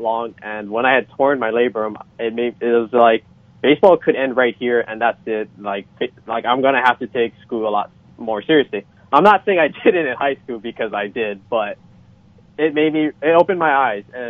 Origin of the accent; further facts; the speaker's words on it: Hilo, Hawaii, United States; moved away as an adult; now in California, United States; I'm from the Big Island of Hawaii, from a small town of Hilo